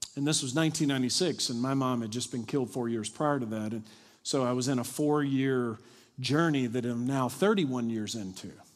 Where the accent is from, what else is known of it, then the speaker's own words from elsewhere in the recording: Kentucky, United States; moved away; also born or lived in Dallas; I'm from Kentucky.